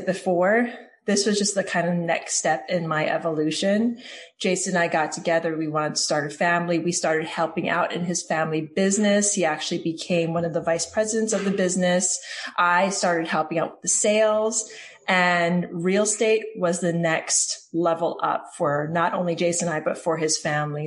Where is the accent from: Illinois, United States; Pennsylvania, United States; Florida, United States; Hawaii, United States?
Hawaii, United States; moved away as an adult; also born or lived in New York City / California / New Jersey; now in Tennessee, United States; I am born and raised in Hawaii. I moved to New York City back in 2001